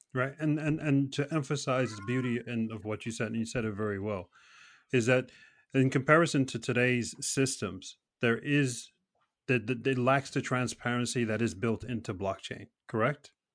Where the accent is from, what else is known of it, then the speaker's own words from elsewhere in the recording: New York City, New York, United States; I was brought up in New York City